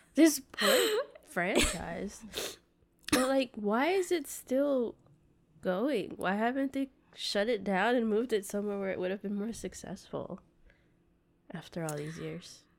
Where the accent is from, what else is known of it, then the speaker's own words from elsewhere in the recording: United States; growing up in the States